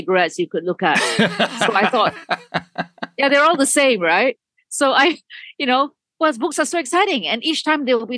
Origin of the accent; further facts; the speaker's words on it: Malaysia; moved away; I grew up in Malaysia